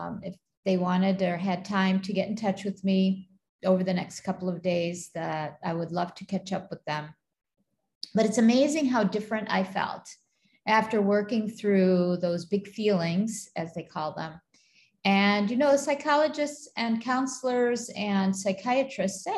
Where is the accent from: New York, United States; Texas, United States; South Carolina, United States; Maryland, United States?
New York, United States; Buffalo; moved away as an adult; now in Kuwait; I grew up in Buffalo, New York